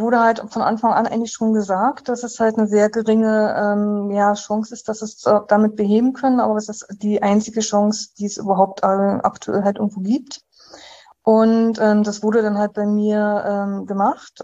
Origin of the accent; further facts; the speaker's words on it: Uckermark, Brandenburg, Germany; ich äh, bin gebürtige Brandenburgerin. Ich bin aus dem Landkreis ähm, Uckermark. Dort habe ich äh, quasi, ja, dort wurde ich halt geboren, ähm, habe dort halt ähm, 18 Jahre in so einer Kleinstadt gewohnt